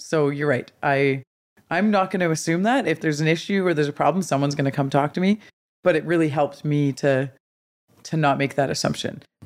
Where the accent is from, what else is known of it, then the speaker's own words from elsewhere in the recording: Smithers, British Columbia, Canada; I grew up in Smithers. I have three older brothers.